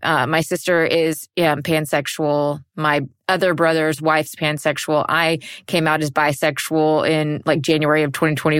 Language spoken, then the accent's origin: English; the Bible Belt / the South, United States; I grew up in the Bible Belt.